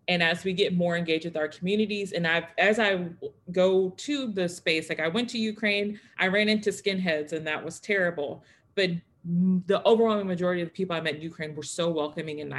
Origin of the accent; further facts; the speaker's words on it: the South, United States; I grew up in the South. Um, I grew up, my parents had a segregated school.